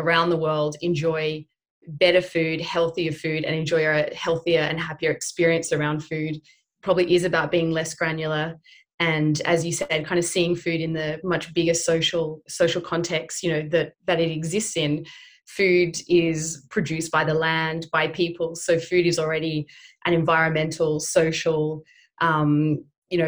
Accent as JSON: {"language": "English", "town": "Sydney", "region": "New South Wales", "country": "Australia", "tie": "born or raised there", "said": "growing up in Haberfield, which is, you know, Sydney's Little Italy"}